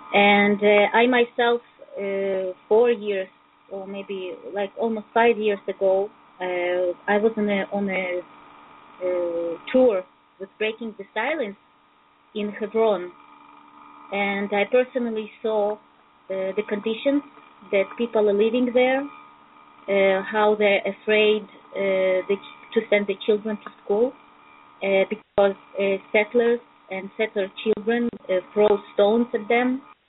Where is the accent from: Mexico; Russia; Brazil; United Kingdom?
Russia; English is a second language; also born or lived in Israel; now in Belarus; I'm calling from Belarus, but I'm in fact an Israeli. I'm just studying in the university right now here. But I'm a Russian, immigrated to Israel in 1991.